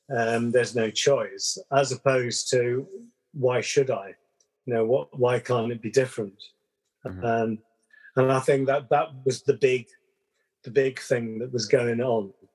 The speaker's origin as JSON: {"language": "English", "region": "London", "country": "United Kingdom", "tie": "born or raised there", "also_born_or_lived": "West Country / Wales", "accent": "Southern English", "moved": "yes", "said": "born in uh, london brixton very multicultural kind of melting pot"}